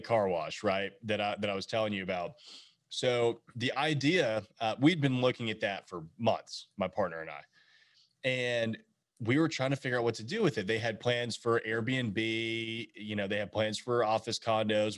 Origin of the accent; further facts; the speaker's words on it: Nashville, Tennessee, United States; coming from Nashville, growing up in Nashville